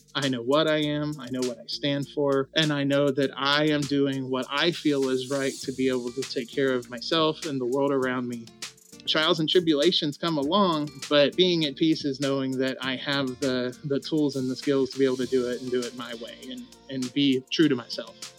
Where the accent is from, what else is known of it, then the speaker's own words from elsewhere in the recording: Clarksville, Tennessee, United States; moved away as an adult; also born or lived in North Carolina; in my hometown, which is called Clarksville, Tennessee.